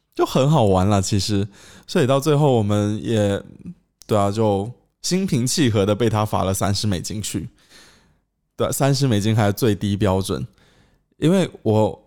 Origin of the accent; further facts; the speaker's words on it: China; now in Cambodia; 他们说：“诶，你是中国人哦。”我说：“对啊。”